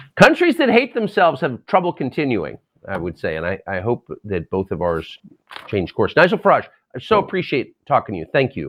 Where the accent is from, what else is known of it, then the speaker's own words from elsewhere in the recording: United States; as an American